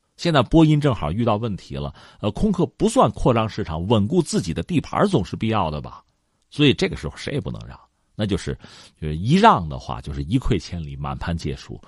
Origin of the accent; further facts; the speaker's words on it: China; 我们中国人